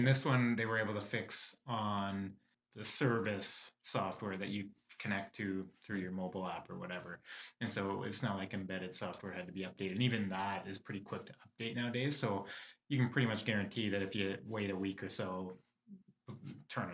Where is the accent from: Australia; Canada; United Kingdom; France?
Canada; we're Canadian